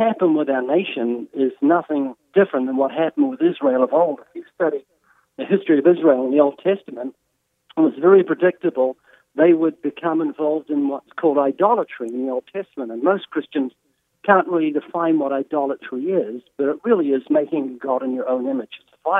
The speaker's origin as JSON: {"language": "English", "country": "Australia", "accent": "deep southern accent from down under", "said": "He's got his southern accent, and I've got my deep southern accent from down under"}